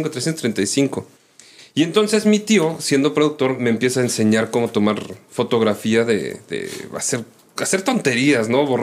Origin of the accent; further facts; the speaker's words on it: Mexico City, Mexico; now in Irapuato, Mexico; vengo de la Ciudad de México. Ya tengo ya suficientes años aquí, treinta y tantos años aquí en Irapuato.